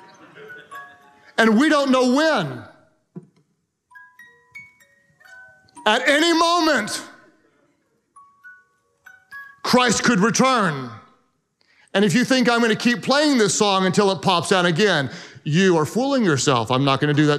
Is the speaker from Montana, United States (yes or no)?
no; Oklahoma, United States; I am from Oklahoma